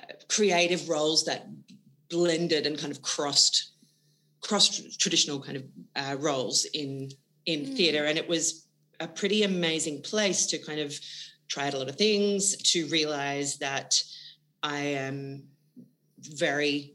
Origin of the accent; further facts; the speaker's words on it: Wagga Wagga, New South Wales, Australia; I grew up in Wagga Wagga in New South Wales